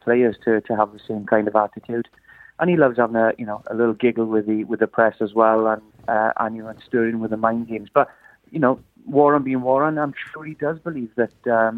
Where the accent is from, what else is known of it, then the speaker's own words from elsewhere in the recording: Wales, United Kingdom; as a Welshman